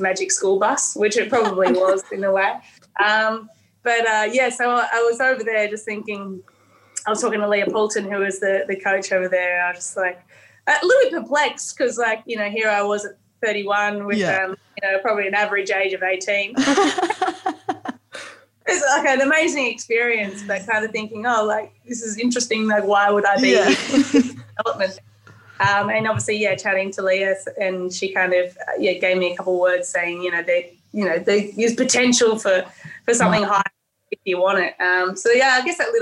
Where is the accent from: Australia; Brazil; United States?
Australia; New South Wales; also born or lived in Tasmania; I am from New South Wales